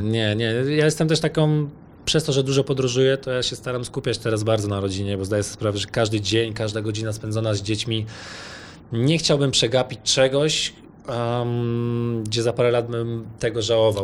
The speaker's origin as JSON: {"language": "Polish", "country": "Poland", "moved": "yes", "said": "pochodzę z Polski"}